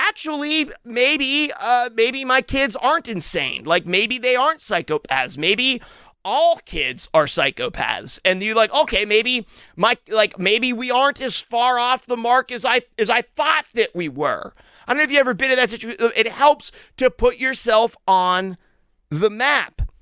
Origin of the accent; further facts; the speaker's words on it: Western Pennsylvania, United States; I grew up in Western Pennsylvania